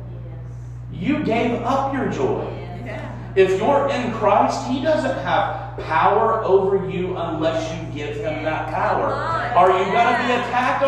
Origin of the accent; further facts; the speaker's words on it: Texas, United States; now in East Liverpool, United States; I'm from Texas